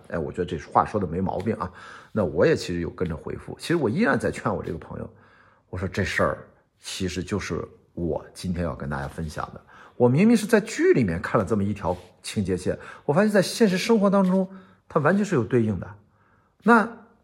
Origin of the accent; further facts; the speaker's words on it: northern China, China; now in Shanghai, China; 我们都是北方人，现在刚好最近在上海生活，生活的有一段时间了